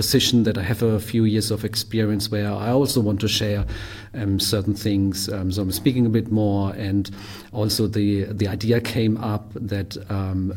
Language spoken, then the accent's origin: English; Germany; also born or lived in Japan / Australia / Berlin; I'm from Germany, but also lived in Japan for a while, in Australia.